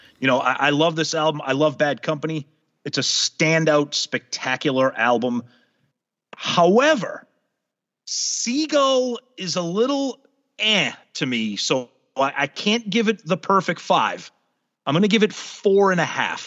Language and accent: English; New England, United States; I grew up in New England, going to the beaches in New Hampshire and Maine.